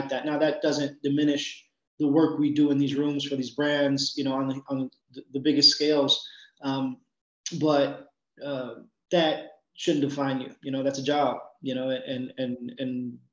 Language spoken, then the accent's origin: English; New York City, New York, United States; also born or lived in Miami, Florida; I'm from the Bronx. And my mantra in that is, I'm from a place where you grow up fast